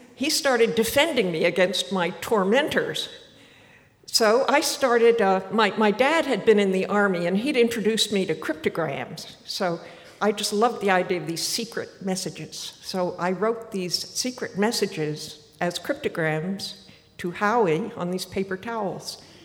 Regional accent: Martha's Vineyard, Massachusetts, United States; moved away as an adult; I was born on Martha's Vineyard

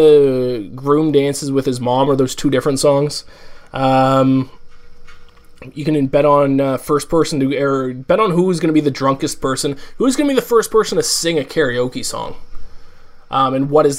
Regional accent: Canada; I'm from Canada

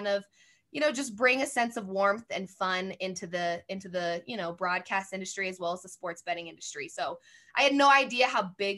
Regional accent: Colorado, United States; moved away as an adult; also born or lived in Fort Worth, Texas; I was born and raised in Colorado

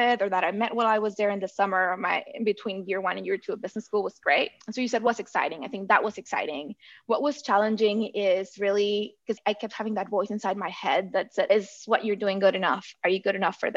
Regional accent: southern Mexico, Mexico; moved away as an adult; I grew up in Southern Mexico

